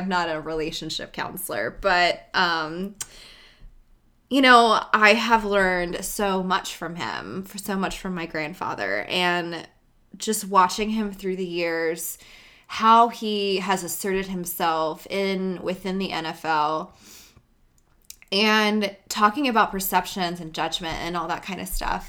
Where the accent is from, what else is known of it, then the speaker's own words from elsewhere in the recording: United States; being an American